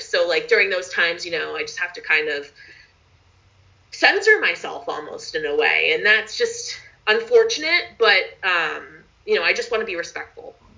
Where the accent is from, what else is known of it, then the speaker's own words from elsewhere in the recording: Philadelphia, Pennsylvania, United States; moved away as an adult; now in Portland, United States; I'm from Philadelphia